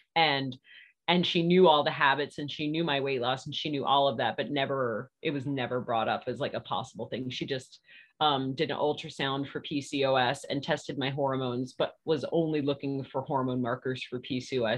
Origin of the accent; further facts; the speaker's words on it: Virginia, United States; moved away as an adult; now in Murfreesboro, United States; I'm from Virginia, but we have been in Tennessee for 10 years